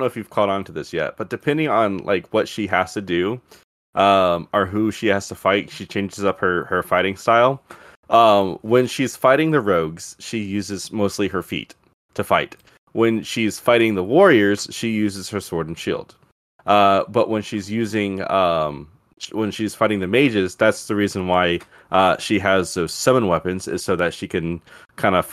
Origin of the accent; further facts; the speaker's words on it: Dora, Alabama, United States; accent: country; moved away; also born or lived in Birmingham, Alabama / New Orleans, Louisiana; I was raised up in Bagley and Bagley, Dora, around that area, Dora, Alabama. That's pretty much where I grew up at.